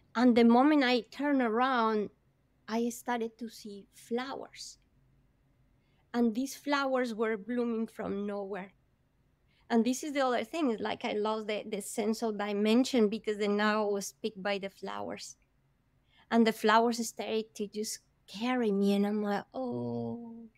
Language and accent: English; Bogota, Bogotá Capital District, Colombia; I am from Colombia, I come from hot weather country, but Bogota is very high up in the Andes